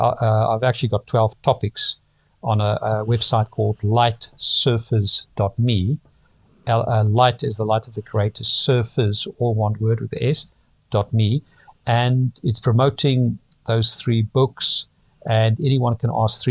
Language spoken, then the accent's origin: English; Pretoria, Gauteng, South Africa; moved away as an adult; now in London, United Kingdom; I grew up in Pretoria, South Africa